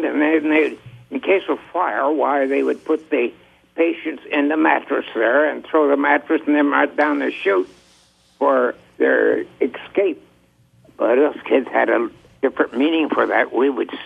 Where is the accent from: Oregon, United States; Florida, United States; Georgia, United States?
Oregon, United States; Salem; I was born across the creek here. It's called Shelton Ditch, across from the hospital here in Salem